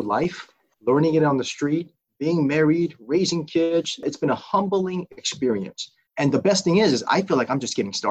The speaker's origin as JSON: {"language": "English", "town": "Burbank", "region": "California", "country": "United States", "tie": "born or raised there", "also_born_or_lived": "South Korea", "said": "Came here in 1984, 1985, and I grew up in Burbank"}